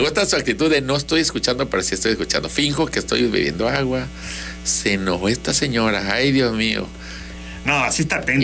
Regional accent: Tabasco, Mexico; somos tabasqueños

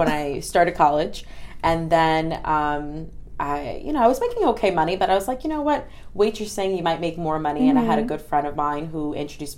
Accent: New York City, New York, United States; also born or lived in Staten Island; I grew up in Brooklyn

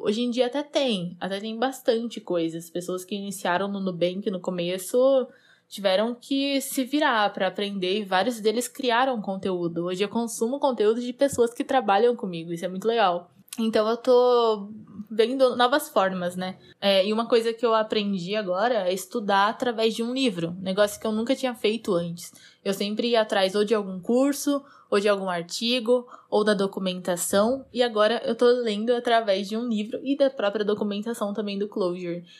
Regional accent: Botucatu, São Paulo, Brazil; eu sou do interior de São Paulo, uma cidadezinha chamada Botucatu

